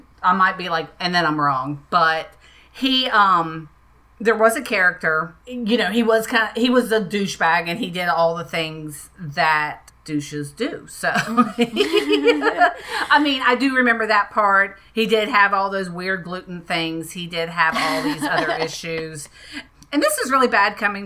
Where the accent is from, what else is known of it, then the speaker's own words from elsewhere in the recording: Florida, United States; moved away; my hometown in Florida